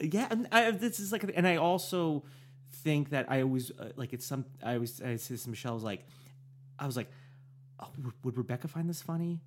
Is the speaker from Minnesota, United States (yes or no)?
no; New York, United States; I'm from New York